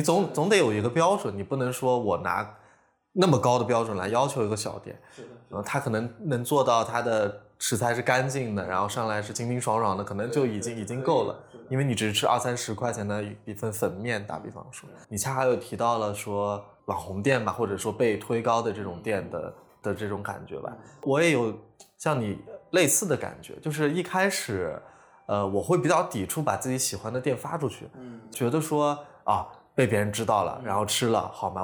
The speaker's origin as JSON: {"language": "Chinese", "town": "Lanzhou", "region": "Gansu", "country": "China", "also_born_or_lived": "Guangzhou", "moved": "yes", "lives_now": "Hangzhou, China", "said": "我是兰州人嘛"}